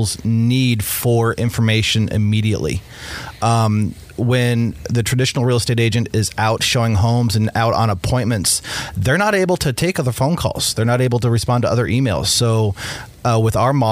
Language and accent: English; Kennewick, Washington, United States; also born or lived in Pasco, Washington / Richland, Washington / Seattle, Washington; I was born here in the Tri-Cities, born yes. and raised, born in Pasco, raised in Kennewick, lived in Richland